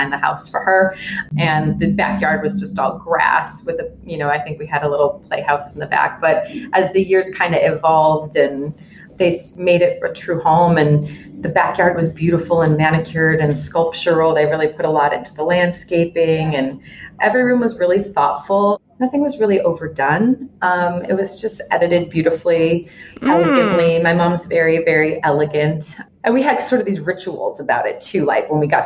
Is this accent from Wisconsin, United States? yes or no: no; Evanston, Illinois, United States; born or raised there; now in Chicago, United States